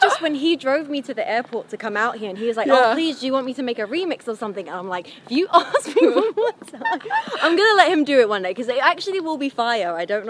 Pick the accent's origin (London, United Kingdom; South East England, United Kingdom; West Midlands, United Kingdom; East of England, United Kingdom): London, United Kingdom; I'm from Southeast London. Wow, oh my god, yeah, I was born in, I wasn't born in, but I grew up and lived in an area called Nor Junction, in Southeast London. It's my ends.